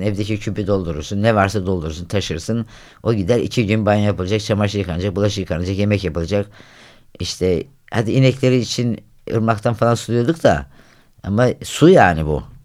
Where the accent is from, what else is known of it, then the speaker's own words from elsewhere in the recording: Havza, Samsun, Turkey; Ben köy çocuğuyum. Yani ilk yani köyde doğdum, köyde büyüdüm